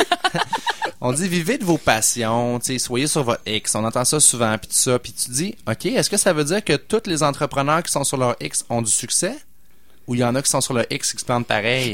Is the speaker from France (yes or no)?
no; Quebec City, Quebec, Canada; où j'ai grandi à Sainte-Foy, au coin de Duplessis puis de Chemin Sainte-Foy